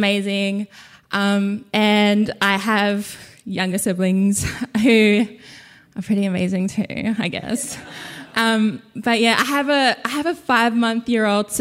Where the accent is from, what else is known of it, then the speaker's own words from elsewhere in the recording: Torres Strait, Queensland, Australia; English is a second language; moved away; also born or lived in Brisbane / Murray Island; I am from Brisbane. I grew up in the Torres Strait. I am, again, from Murray Island.